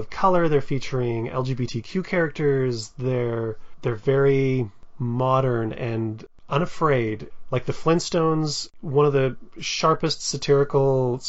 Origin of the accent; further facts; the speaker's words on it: Edmonton, Alberta, Canada; I'm Canadian as well. I'm from Edmonton.